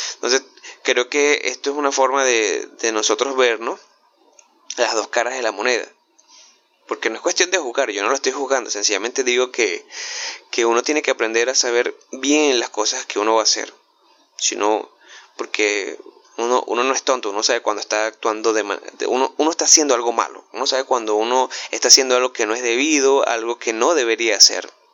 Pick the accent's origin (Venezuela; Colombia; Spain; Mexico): Venezuela; yo que soy venezolano